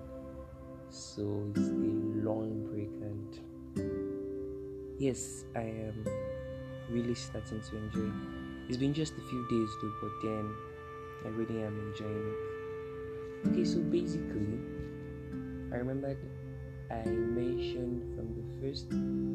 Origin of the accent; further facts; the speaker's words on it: Kogi, Nigeria; I am from Kogi State, Kababunu local government to be specific, Kababunu local government, Kogi State, Nigeria